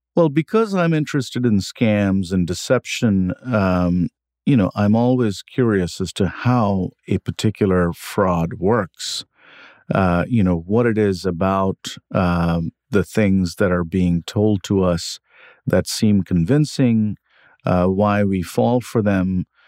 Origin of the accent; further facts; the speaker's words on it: India; moved away as an adult; now in United States; I grew up in India. I came to the U S when I was in my twenties for grad school